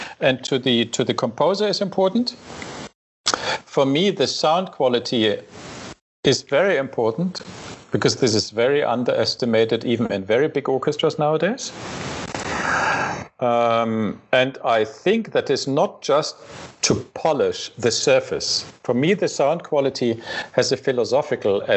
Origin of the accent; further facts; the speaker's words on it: Saxony, Germany; moved away; I came from Saxony, and you know the Dresden